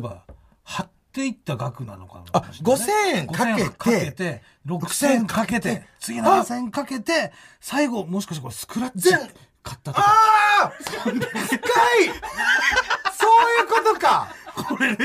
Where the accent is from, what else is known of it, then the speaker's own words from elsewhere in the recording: Fukui, Japan; now in Tokyo, Japan; 福井県で同郷で